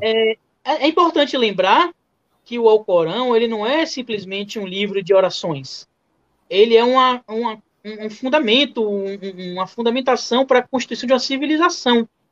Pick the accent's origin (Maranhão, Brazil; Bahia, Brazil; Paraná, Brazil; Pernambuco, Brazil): Bahia, Brazil; eu sou baiano, gosto de comida baiana